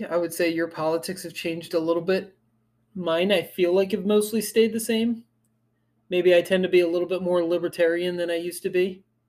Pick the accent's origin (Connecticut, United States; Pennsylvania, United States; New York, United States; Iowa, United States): Pennsylvania, United States; Philadelphia; moved away as an adult; now in Pensacola, United States; I'm originally from Philadelphia. I moved down here for college after college in about 2006. I've been down in Pensacola ever since.